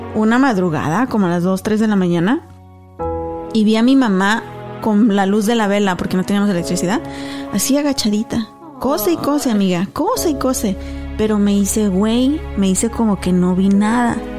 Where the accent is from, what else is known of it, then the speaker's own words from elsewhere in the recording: Apaseo el Alto, Guanajuato, Mexico; allá a mi pueblo en Apaseo el Alto